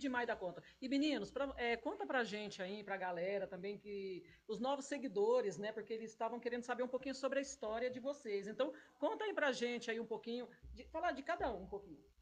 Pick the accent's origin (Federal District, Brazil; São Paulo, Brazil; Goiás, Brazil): Goiás, Brazil; Goiânia; em Goiânia, minha terra